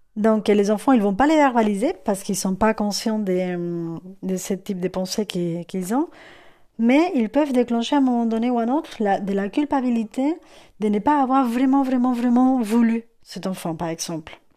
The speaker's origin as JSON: {"language": "French", "country": "Spain", "second_language": "French", "moved": "yes", "said": "je suis espagnole"}